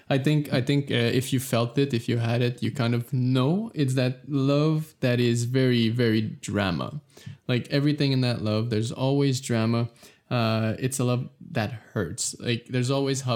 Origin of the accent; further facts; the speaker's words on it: Canada; I'm from Canada